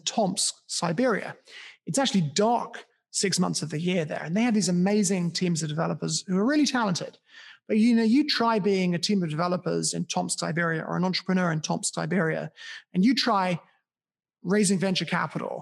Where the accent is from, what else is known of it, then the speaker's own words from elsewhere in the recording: United Kingdom; my hometown. In my hometown in the UK